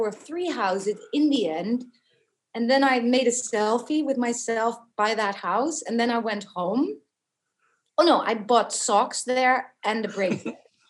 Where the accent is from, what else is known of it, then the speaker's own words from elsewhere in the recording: Beckenham, London, United Kingdom; born there; I was born in Beckenham. Yes.